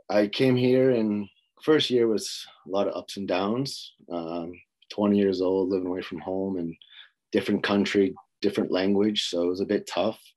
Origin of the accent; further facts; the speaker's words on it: Boston, Massachusetts, United States; moved away as an adult; also born or lived in Louisiana; now in Sweden; I was growing up in Boston, Massachusetts, and played there until my junior career